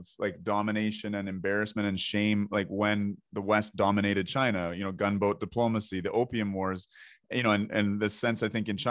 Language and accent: English; Canada; I'm Canadian